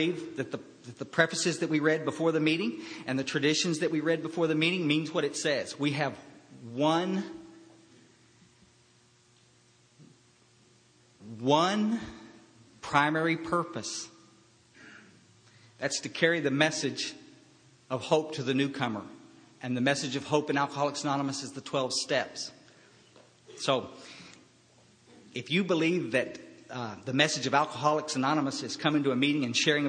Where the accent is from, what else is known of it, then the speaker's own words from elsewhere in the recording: Kerrville, Texas, United States; I was raised up in Central Texas in Kerrville, Texas, in a small little town, and it's where I'm living back there now